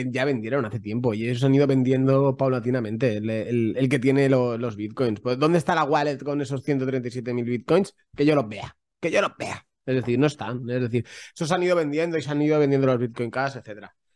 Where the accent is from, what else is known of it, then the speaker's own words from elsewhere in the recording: Catalonia, Spain; soy muy catalán, soy muy a la pala es la pala